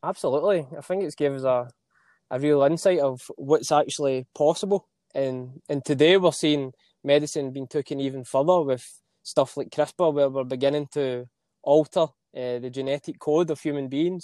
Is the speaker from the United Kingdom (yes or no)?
yes; Scotland, United Kingdom; accent: Scottish; my Scottish accent